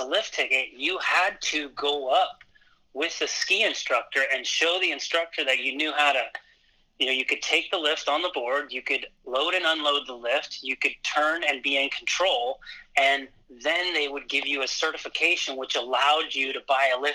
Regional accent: California, United States; I grew up in California skateboarding

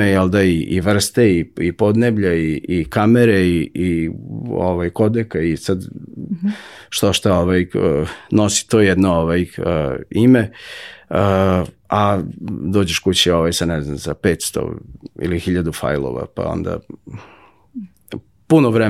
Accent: Novi Sad, Vojvodina, Serbia; odrastao sam pored Dunava

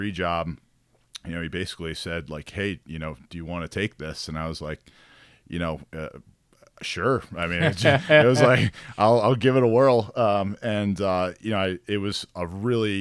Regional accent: Baltimore, Maryland, United States; I was from Baltimore

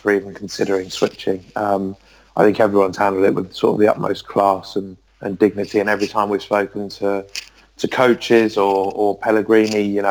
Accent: England, United Kingdom; being English and an England fan

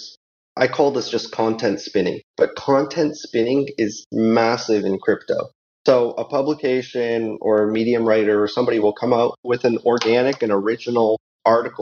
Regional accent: Canada; I'm Canadian

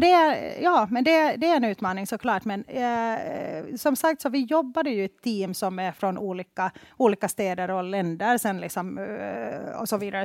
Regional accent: Helsinki, Uusimaa, Finland; moved away as an adult; now in Stockholm, Sweden; jag är ursprungligen från Finland, från Helsingfors

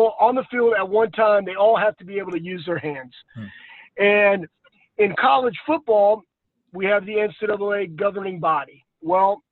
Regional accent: Texas, United States; moved away as an adult; also born or lived in Columbus, Ohio; I grew up in Texas

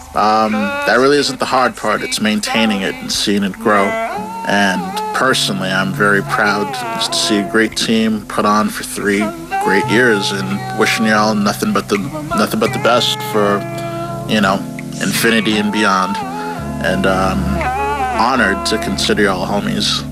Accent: Canada; I'm from Canada

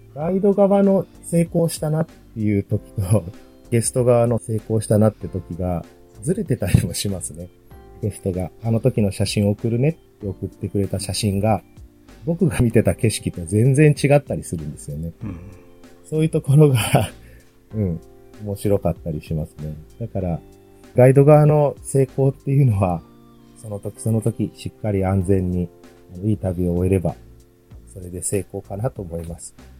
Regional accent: Tokushima, Japan; moved away as an adult; now in Hokkaido, Japan; 生まれ自体は徳島県なんですよね。温暖で、こっちに比べると常夏のような場所で生まれ育った

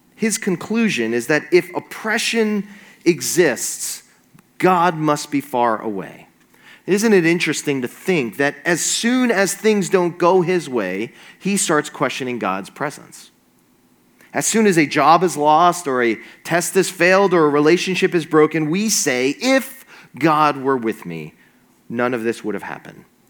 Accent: New York area, United States; now in New Jersey, United States; I'm from the New York area

